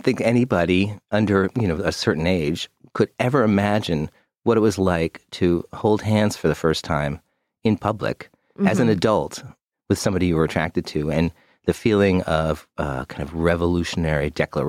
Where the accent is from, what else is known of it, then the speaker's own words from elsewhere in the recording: Midwest, United States; now in New York, United States; I was brought up in the Midwest, and as a young gay man in the Midwest, it was not a happy place in the 70s and early 80s.